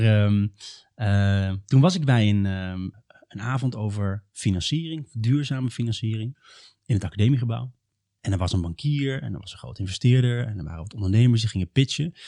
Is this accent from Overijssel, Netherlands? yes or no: yes; Dwarsgracht, Overijssel, Netherlands; moved away as an adult; now in Utrecht, Netherlands; ik kom oorspronkelijk een beetje uit het noorden van Nederland. Ehm, in de buurt van Steenwijk, Giethoorn, heel waterrijk gebied. En dan nog kleiner, Dwarsgracht